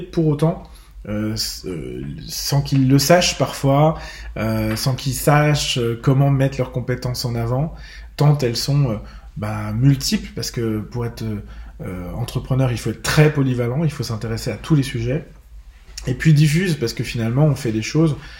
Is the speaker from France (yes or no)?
yes; Bourgogne-Franche-Comté, France; chez moi en Franche-Comté